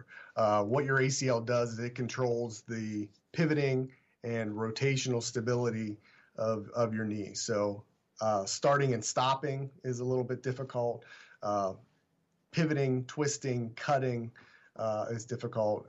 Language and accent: English; Pittsburgh, Pennsylvania, United States; moved away as an adult; also born or lived in Washington, Pennsylvania / Philadelphia / Cleveland, Ohio; Originally, I'm from Pittsburgh